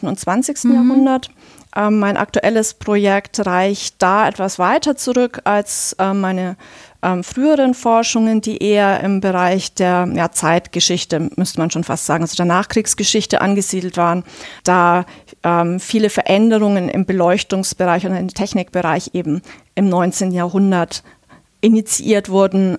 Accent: Bavaria, Germany; ich komme auch selber aus Bayern

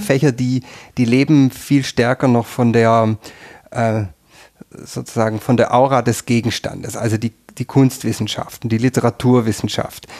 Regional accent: near Tübingen, Baden-Württemberg, Germany; moved away as an adult; now in Tyrol, Austria; Ich bin in der Nähe von Tübingen aufgewachsen

